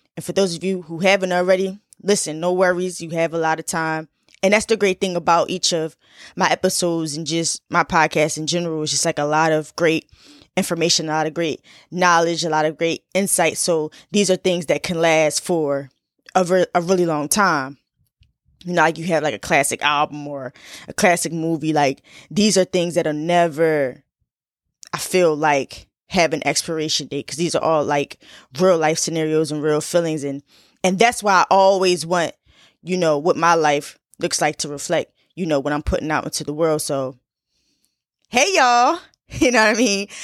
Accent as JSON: {"language": "English", "town": "Philadelphia", "region": "Pennsylvania", "country": "United States", "said": "I'm from Philly"}